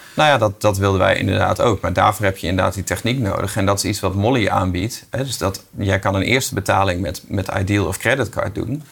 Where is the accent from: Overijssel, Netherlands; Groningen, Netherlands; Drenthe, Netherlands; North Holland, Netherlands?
Groningen, Netherlands; als Groninger word je best wel even getest